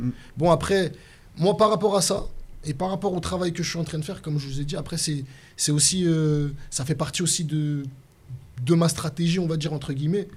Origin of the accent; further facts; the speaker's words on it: Lyon, Auvergne-Rhône-Alpes, France; à Lyon, nous on parle en poucave